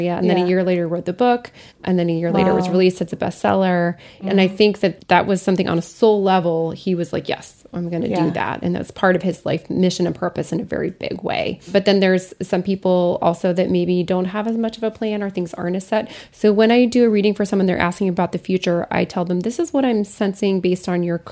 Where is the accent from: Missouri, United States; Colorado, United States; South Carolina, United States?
Colorado, United States; Lafayette; my hometown, Lafayette, Colorado, there's a lot of ghosts, and it's a mining town.